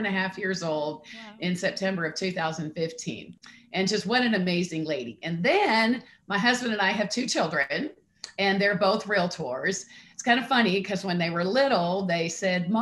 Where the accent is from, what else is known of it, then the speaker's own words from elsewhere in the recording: Columbus, Ohio, United States; I grew up in Columbus, Ohio.